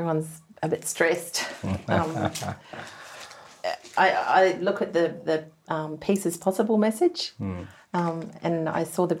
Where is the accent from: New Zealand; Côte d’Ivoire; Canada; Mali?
New Zealand; I'm a Kiwi